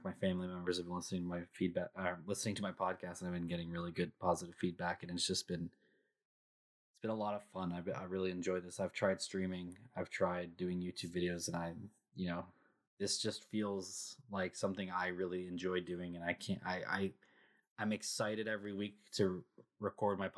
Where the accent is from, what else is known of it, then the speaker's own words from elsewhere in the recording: Canada; I'm Canadian.